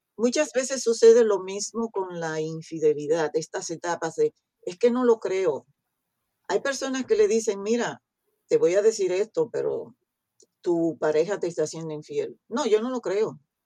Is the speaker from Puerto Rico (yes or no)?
no; Restauración, Dajabón, Dominican Republic; moved away; de un pueblo que se llama Restauración